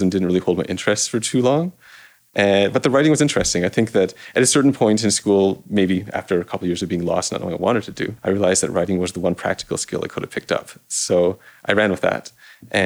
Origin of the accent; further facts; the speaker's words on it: Toronto, Ontario, Canada; I grew up in Toronto, in this little corner between Rosedale and Forest Hill.